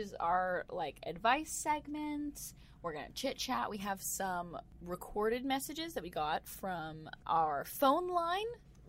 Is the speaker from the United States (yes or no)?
yes; United States; I'm American.